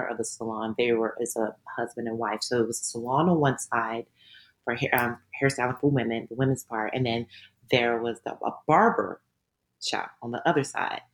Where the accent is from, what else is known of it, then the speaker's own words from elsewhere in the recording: Dallas, Texas, United States; moved away as an adult; also born or lived in Louisiana; I grew up in Dallas, Texas